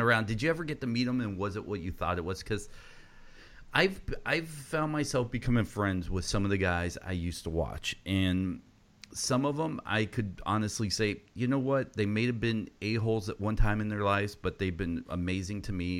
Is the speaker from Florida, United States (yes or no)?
no; Georgia, United States; I was growing up in Georgia